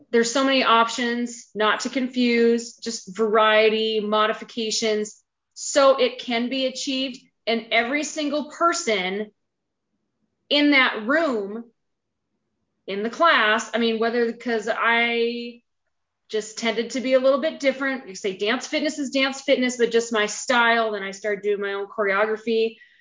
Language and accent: English; a small town in eastern Montana, United States; moved away as an adult; now in Bozeman, United States; I am from a small town in eastern Montana